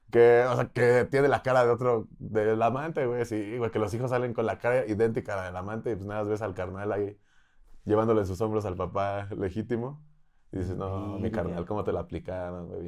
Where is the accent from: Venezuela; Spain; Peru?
Spain; y yo ah, español